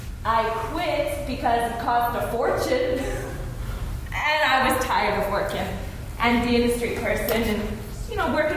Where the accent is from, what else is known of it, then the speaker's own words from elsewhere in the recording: Winnipeg, Manitoba, Canada; I'm from Winnipeg, Manitoba. Yeah, I came here for work.